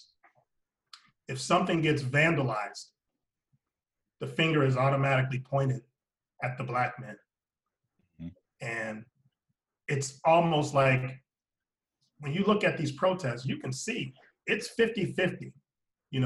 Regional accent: Alliance, Ohio, United States; moved away; also born or lived in Florida; my hometown of Alliance, Ohio

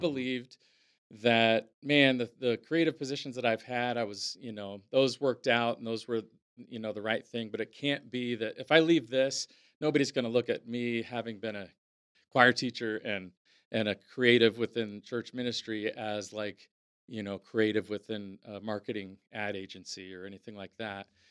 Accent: Napa, California, United States; growing up in Napa, um, was, um, yeah, it was i, idyllic

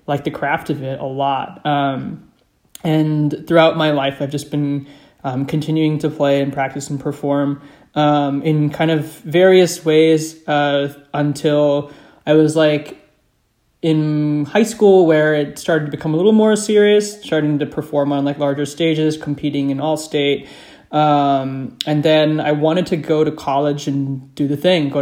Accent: Phoenix, Arizona, United States; also born or lived in Dayton, Ohio; I was born in Dayton, Ohio, and then I was raised, if you will, in Phoenix, Arizona. So, like, I consider Phoenix home.

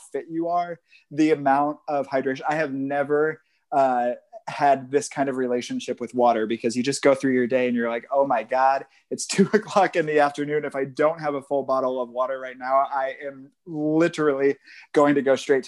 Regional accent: Midwest, United States; moved away as an adult; also born or lived in Chicago area; now in St. Petersburg, Florida, United States; I was born and raised in the Midwest. I just moved to St. Pete from the Chicago area in July.

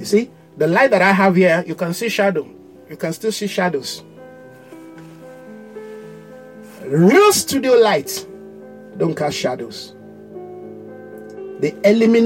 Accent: Nigeria; the pride of who you are as a Nigerian. You know, my people are very proud

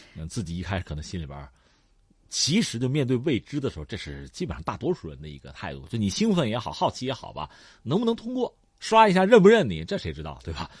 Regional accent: China; 对我们中国人来讲

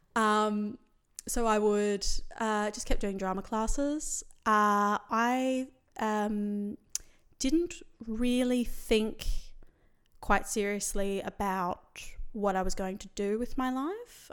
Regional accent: Sydney, New South Wales, Australia; I grew up in Western Sydney where there was quite a lot of misogyny

